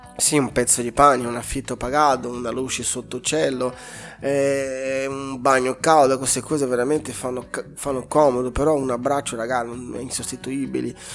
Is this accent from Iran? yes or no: no; Brazil; Italian is a second language; moved away as an adult; now in Italy; Sono nato in Brasile, cresciuto in Brasile, vivo in Italia da undici anni